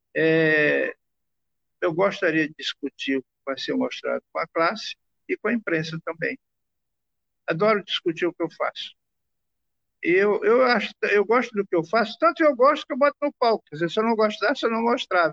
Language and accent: Portuguese; Maranhão, Brazil; a gente vem do Maranhão